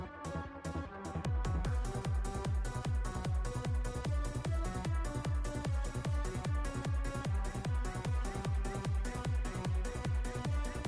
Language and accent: English; Australia; me as an Aussie.